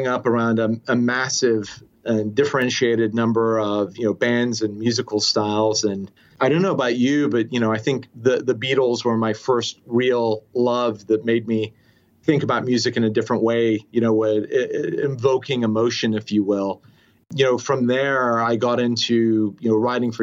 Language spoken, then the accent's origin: English; Cardiff, Wales, United Kingdom; also born or lived in Swansea / Oklahoma; now in United States; I was born in Swansea, raised in Cardiff, Wales, and then moved to the US in the early 90s.